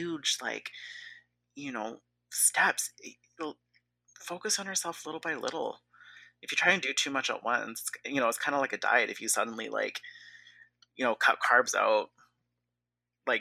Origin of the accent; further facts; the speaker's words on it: Canada; I'm like super West Coast, super Canadian